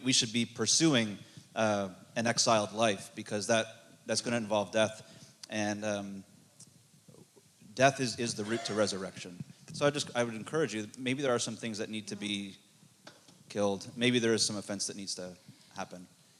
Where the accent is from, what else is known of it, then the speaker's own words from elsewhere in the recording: Canada; I'm from Canada.